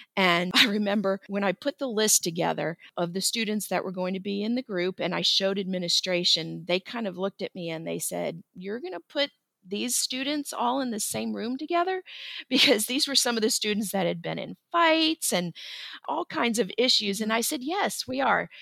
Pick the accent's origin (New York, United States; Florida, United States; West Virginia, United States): Florida, United States; now in Kennesaw, United States; I grew up in Florida